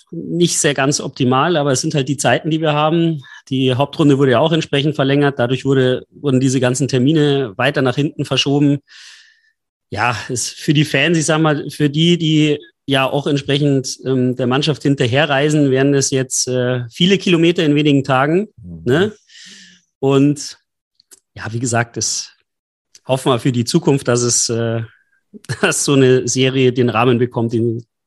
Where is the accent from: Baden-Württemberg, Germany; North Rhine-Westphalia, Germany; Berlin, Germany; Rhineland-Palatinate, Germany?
Berlin, Germany; als Berliner sagt man, okay, man ist jetzt heute in der Halle